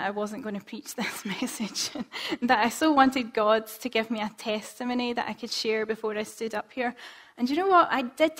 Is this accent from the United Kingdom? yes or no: yes; Scotland, United Kingdom; as Scottish people